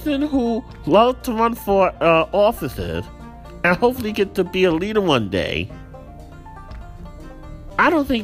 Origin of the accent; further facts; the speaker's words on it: United States; as an American citizen